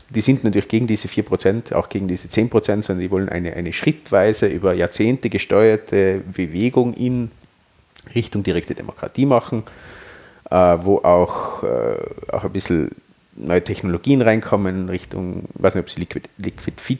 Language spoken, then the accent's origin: German; Austria; Äh, wir sind Österreicher und wir haben eine österreichische Lösung.